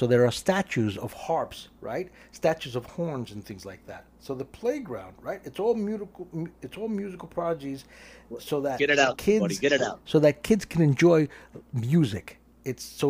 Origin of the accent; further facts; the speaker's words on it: New York City, New York, United States; I'm from Brooklyn